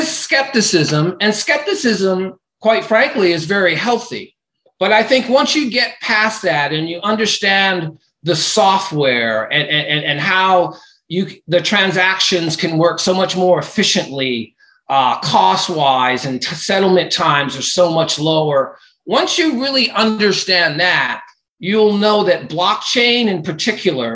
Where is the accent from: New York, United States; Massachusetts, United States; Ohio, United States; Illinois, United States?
Massachusetts, United States; Cape Cod; also born or lived in Florida; I grew up in Cape Cod, Mass.